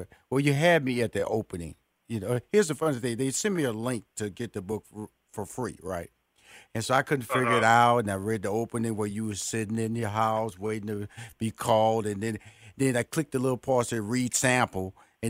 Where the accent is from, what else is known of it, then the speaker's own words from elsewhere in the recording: Houston, Texas, United States; because I come from the hood. I grew up in Fifth Ward, and just like your parents, they moved me to Northeast.